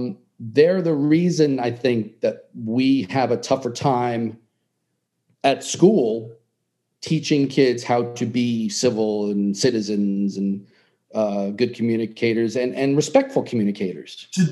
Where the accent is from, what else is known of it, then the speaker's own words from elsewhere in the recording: New York City, New York, United States; Yeah, you know, I'm from New York City